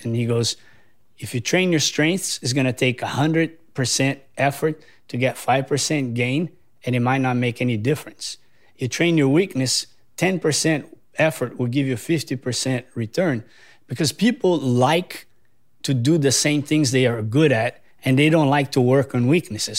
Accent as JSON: {"language": "English", "country": "Brazil", "also_born_or_lived": "San Diego, California", "moved": "as an adult", "lives_now": "Hawaii, United States", "said": "I'm originally from Brazil, but I moved to California for surfing and university."}